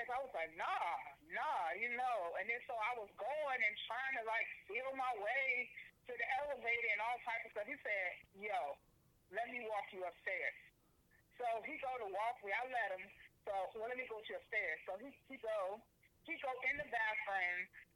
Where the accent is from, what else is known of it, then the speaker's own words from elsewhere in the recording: Virginia, United States; moved away as an adult; now in Florida, United States; I moved to Florida recently, by the way, but I'm still from Virginia